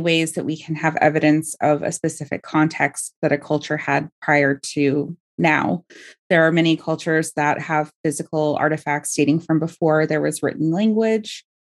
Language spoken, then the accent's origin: English; Bay Area, California, United States; I grew up in the Bay Area